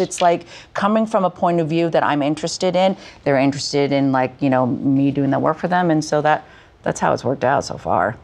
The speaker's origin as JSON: {"language": "English", "country": "Canada", "tie": "born or raised there", "said": "having been born and raised in Canada"}